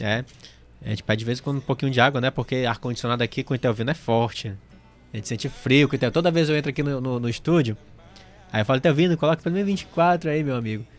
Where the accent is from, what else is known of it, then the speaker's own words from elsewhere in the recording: Amazonas, Brazil; Eu sou amazonense